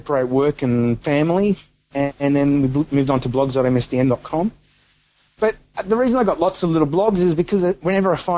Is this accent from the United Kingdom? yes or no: no; Melbourne, Victoria, Australia; moved away; I'm originally a Melbourne boy. I grew up in Melbourne.